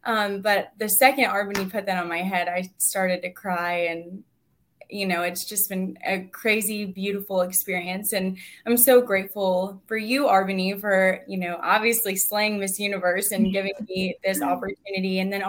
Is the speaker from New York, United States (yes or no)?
no; Charlotte, North Carolina, United States; the current Miss USA 2022. I am from Charlotte, North Carolina, formerly Miss North Carolina USA.